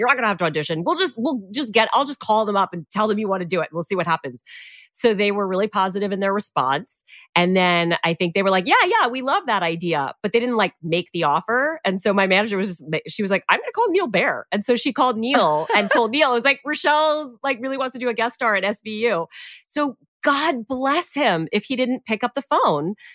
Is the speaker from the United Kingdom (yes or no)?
no; Canada; I'm Canadian and I was in Canada already